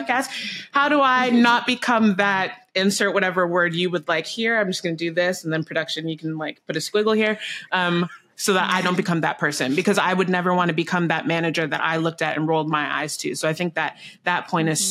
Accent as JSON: {"language": "English", "country": "Canada", "said": "I'm Canadian, so I say bag funny"}